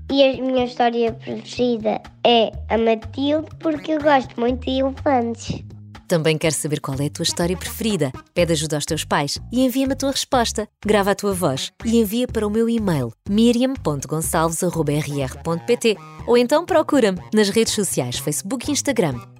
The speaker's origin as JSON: {"language": "Portuguese", "town": "Beja", "region": "Beja District", "country": "Portugal", "said": "sou de Beja."}